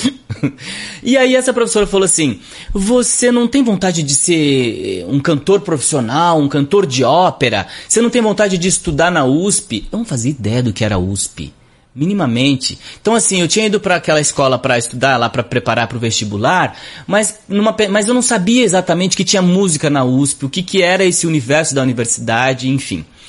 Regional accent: Barrinha, São Paulo, Brazil; also born or lived in Sertãozinho; Eu nasci em Sertãozinho, mas fui criado em Barrinha, é, que é uma cidade do lado de Sertãozinho

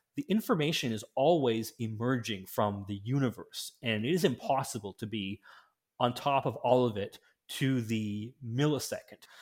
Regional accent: Canada; in my home country of Canada

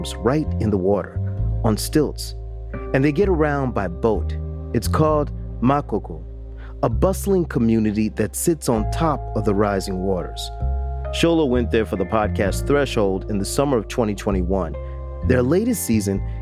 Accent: Jacksonville, Florida, United States; I grew up in Jacksonville, Florida

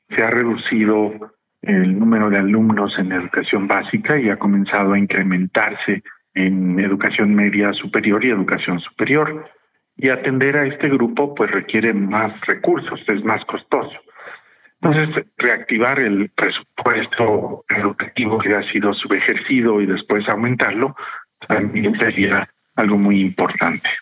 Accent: Mexico

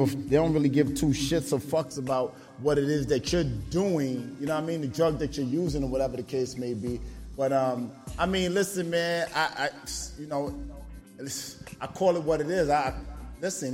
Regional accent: New York, United States; I'm from New York

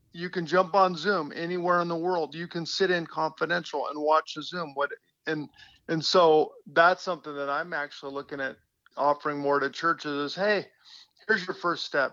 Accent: West Coast, United States; I'm from the West Coast, so all my relatives came over the Rockies

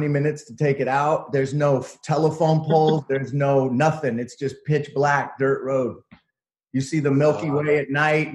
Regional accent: San Francisco, California, United States; moved away as an adult; also born or lived in Berkeley / Oakland / New York / Los Angeles; now in Joshua Tree, United States; I'm from the Bay Area. I'm from the Bay. I grew up in San Francisco, Berkeley, Oakland area.

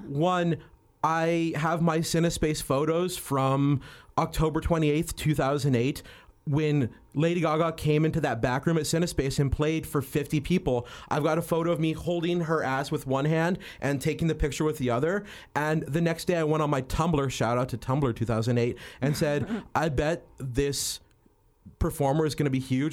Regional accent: New Mexico, United States; now in Los Angeles, United States; I grew up in New Mexico, very poor, wearing Carhartt jackets and dickies

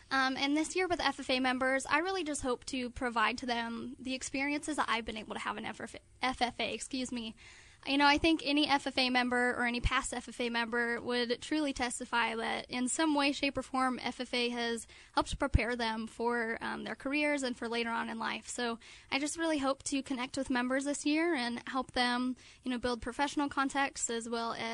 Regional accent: Earlham, Iowa, United States; like you said, the South Central State Vice President this year. I'm from Earlham, Iowa, really small town, about 30 minutes west of Des Moines.

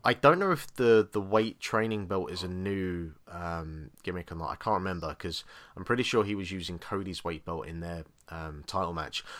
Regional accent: England, United Kingdom; I'm English

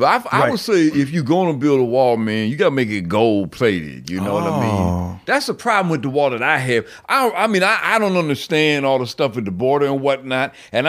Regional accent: Cleveland, Ohio, United States; Yeah, I am from Cleveland

